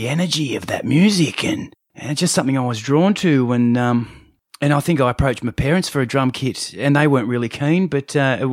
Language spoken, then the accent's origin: English; Umina Beach, New South Wales, Australia; also born or lived in Hornsby, New South Wales / Baulkham Hills, New South Wales; I was born in Hornsby Hospital, grew up in Baulkham Hills to the age of about six and moved to the Central Coast, started primary school and, so I've been in Yamina and along ever since then